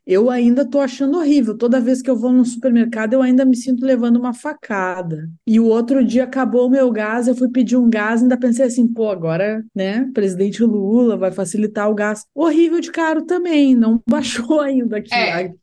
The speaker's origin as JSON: {"language": "Portuguese", "region": "Rio Grande do Sul", "country": "Brazil", "said": "enquanto gaúcha"}